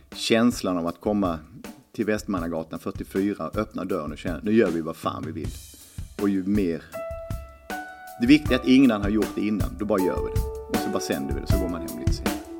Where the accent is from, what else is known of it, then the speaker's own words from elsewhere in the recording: Lund, Skåne, Sweden; Jag började spela 79 i Lugi på handbollsleksskolan. Man tränade på Katedralskolan klockan åtta varje lördag morgon.